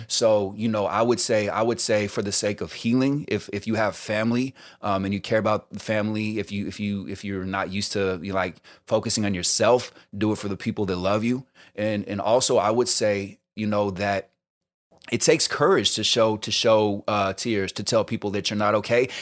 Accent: the Bay Area, California, United States; also born or lived in New York; now in Los Angeles, United States; I'm originally from the Bay

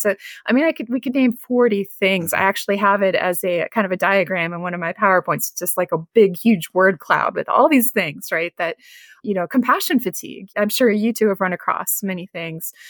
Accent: Northeast Ohio, United States; moved away; I'm originally from Northeast Ohio

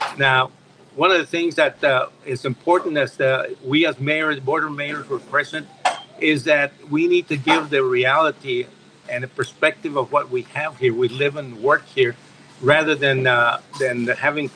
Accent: Laredo, Texas, United States; I'm born and raised in Laredo all my life

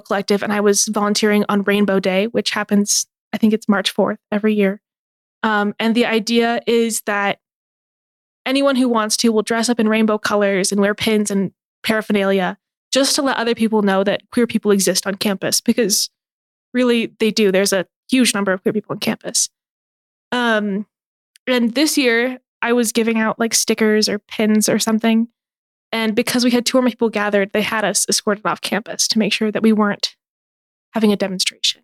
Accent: American Fork, Utah, United States; I found a group of members in my hometown, American Fork

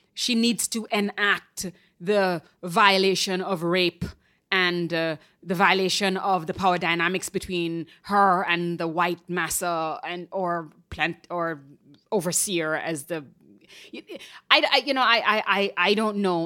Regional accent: Jamaica; moved away as an adult; now in New York, United States; I moved here in my twenties from Jamaica

